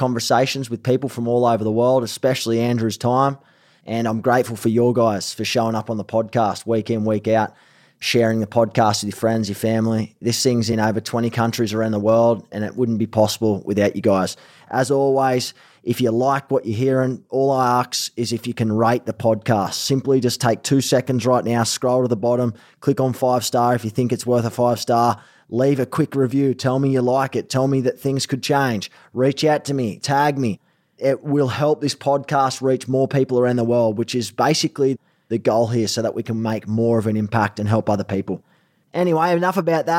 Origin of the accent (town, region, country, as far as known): Australia; accent: Aussie; moved away as an adult; now in Los Angeles, United States